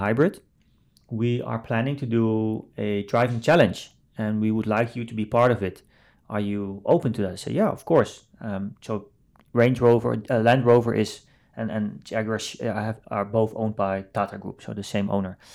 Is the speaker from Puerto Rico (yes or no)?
no; Netherlands; I grew up in the Netherlands, um, as one of the only Asian not just Chinese, Asian in, in, in the village where I grew up